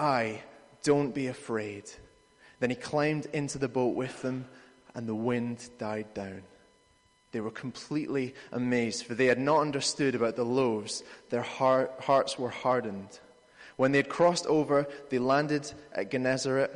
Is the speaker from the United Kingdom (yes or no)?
yes; United Kingdom; We're British